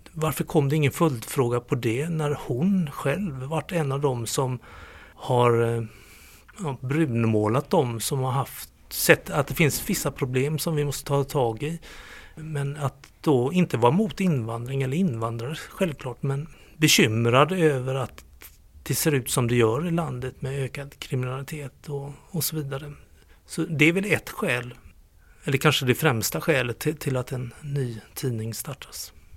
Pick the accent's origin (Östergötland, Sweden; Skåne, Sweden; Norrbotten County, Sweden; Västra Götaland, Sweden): Västra Götaland, Sweden; Gothenburg; moved away as an adult; now in Skåne, Sweden; Jag är göteborgare i skånsk exil sedan över 30 år